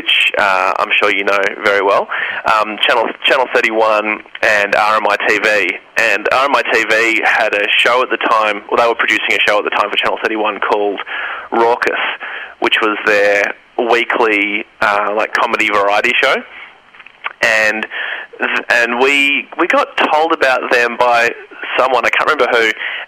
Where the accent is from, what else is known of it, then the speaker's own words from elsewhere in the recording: Melbourne, Victoria, Australia; I grew up in Melbourne